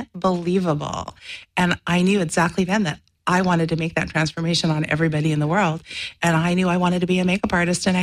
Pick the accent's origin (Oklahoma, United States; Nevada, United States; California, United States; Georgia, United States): California, United States; Orange County; also born or lived in New York / Los Angeles; then they moved to Orange County where they can afford to live